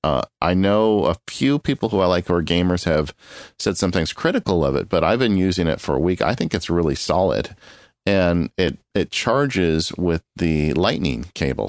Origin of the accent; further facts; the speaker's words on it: Southern California, United States; born and raised in Southern California